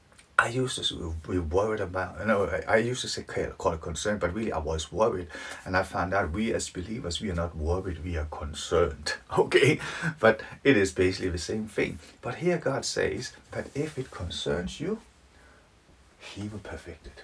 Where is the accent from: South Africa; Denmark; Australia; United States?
Denmark; now in Leeds, United Kingdom; I'm from Denmark, living in Leeds